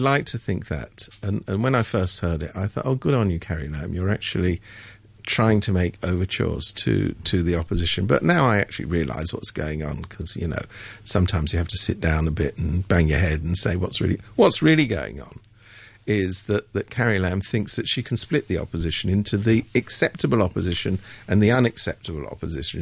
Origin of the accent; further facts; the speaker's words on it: England, United Kingdom; I'm from England